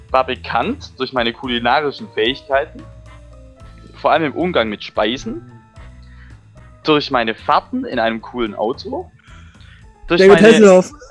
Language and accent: German; Heidenheim, Baden-Württemberg, Germany; ich komme aus Heidenheim.